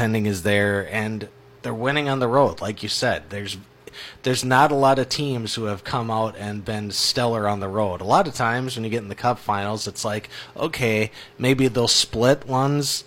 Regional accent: Minnesota, United States; moved away; also born or lived in St. Louis area; growing up in Minnesota

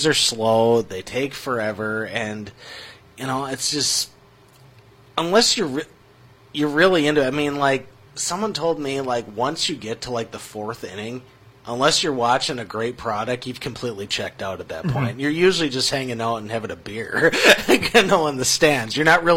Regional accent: Minnesota, United States; my hometown team

